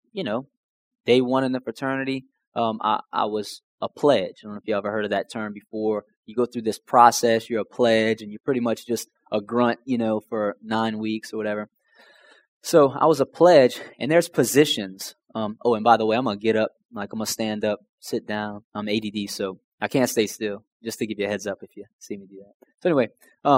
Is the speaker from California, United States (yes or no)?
no; Houma, Louisiana, United States; growing up, I was from Houma, Louisiana.